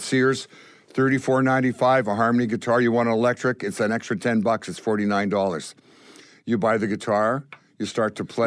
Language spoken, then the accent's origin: English; Winnipeg, Manitoba, Canada; growing up in Winnipeg was amazing